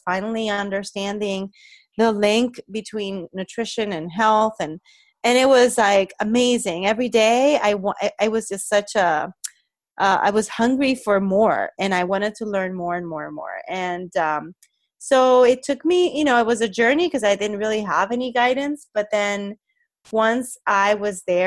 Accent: Puerto Rico; moved away; I'm originally from Puerto Rico

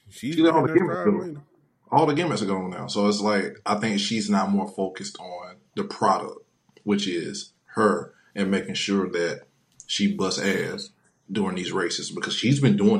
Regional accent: Jamaica; I'm a Jamaican lady.

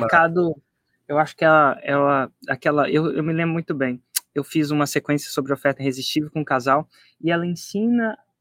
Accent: Brasília, Federal District, Brazil; minha família vem de Minas, mas eu nasci, acabei nascendo em Brasília

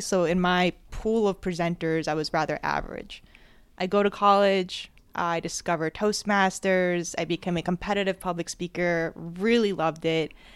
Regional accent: New Jersey, United States; I was born and raised in Jersey

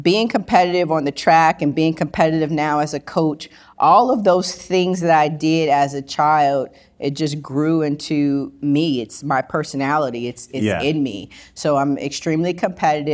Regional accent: Gardena, California, United States; also born or lived in Compton, California / Los Angeles, California; I grew up in Gardena, California, but I also grew up in Compton, California, because my grandmother lived in Compton

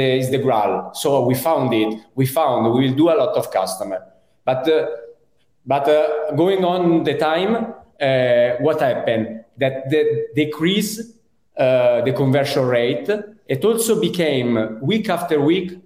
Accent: Italy; accent: Italian; English is a second language; also born or lived in Europe; now in Spain; as you can understand from my accent, I'm Italian, and I think I lived many years abroad around Europe. Now I'm in Spain

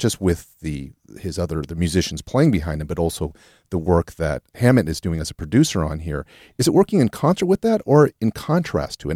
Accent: Los Angeles, California, United States; I grew up in L A in, in the eighties

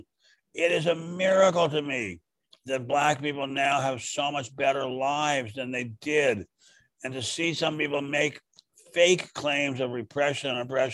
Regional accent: Washington, District of Columbia, United States; I'm old and I grew up in Washington, D.C.

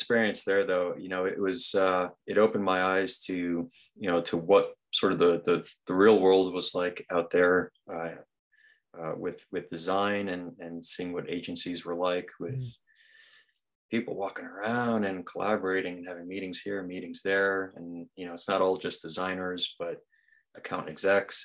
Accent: Rhode Island, United States; moved away as an adult; now in Massachusetts, United States; I grew up in Rhode Island pretty much my whole life. I'm in Massachusetts now

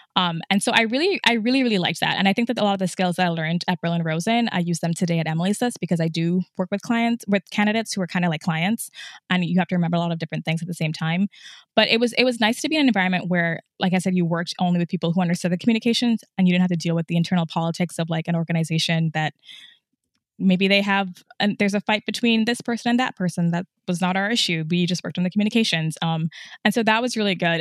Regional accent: Trinidad & Tobago; moved away as an adult; also born or lived in upstate New York, United States; I was born in upstate New York, but I actually grew up in Trinidad, so I'm from the Caribbean, and my parents still live there. I left when I was seventeen

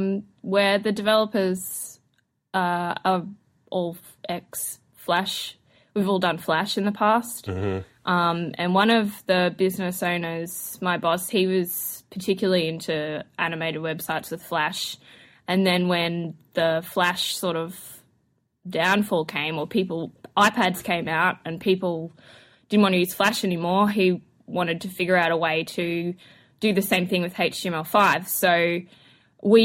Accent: Queensland, Australia; accent: Australian; moved away as an adult; now in Los Angeles, United States; Born and raised in Australia, North Queensland. Which means my Australian accent is particularly Australian. But I've been in LA now for almost a year.

